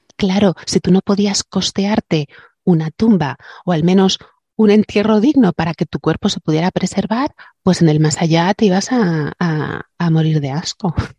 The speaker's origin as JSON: {"language": "Spanish", "area": "Alicante", "region": "Valencian Community", "country": "Spain", "said": "aquí en mi tierra se dices antiu, dices shishona."}